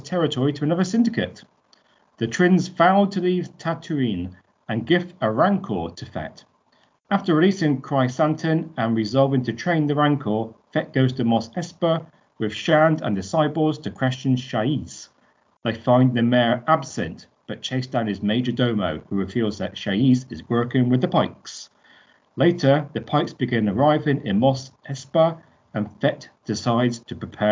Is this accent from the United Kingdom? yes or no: yes; United Kingdom; Blame it on being British.